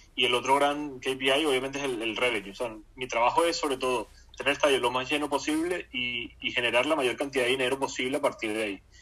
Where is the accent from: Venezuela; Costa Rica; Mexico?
Venezuela; Barquisimeto, Lara; yo nací en Barquisimeto y, de niño pues me gustaba Cardenales porque era el equipo de Barquisimeto